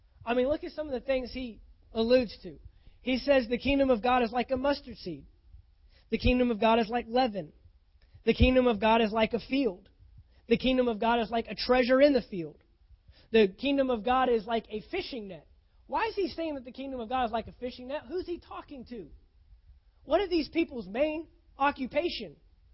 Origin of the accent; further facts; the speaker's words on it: Texas, United States; Now, I came from Texas. We get bad stuff there. Man, I've seen some tornadoes. I've seen them. I saw one that went right through the middle of downtown Fort Worth